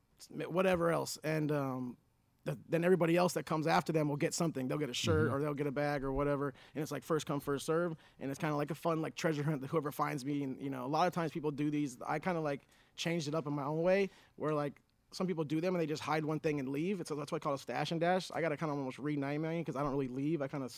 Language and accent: English; Orange County, California, United States; I'm born and raised in Orange County. If any of you guys don't know, I'm from Orange County, born and raised, and I want to do a lot of giving back to where I came from.